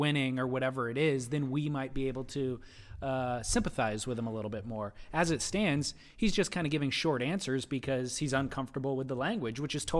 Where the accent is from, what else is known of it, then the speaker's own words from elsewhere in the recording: New Jersey, United States; I took up surfing at a young age in New Jersey, my home state, and fell in love with the surf culture of Okinawa, my first duty station